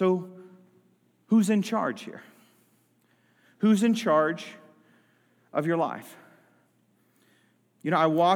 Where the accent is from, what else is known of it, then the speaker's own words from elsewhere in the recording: United States; I have had the privilege to be born and raised in the United States of America.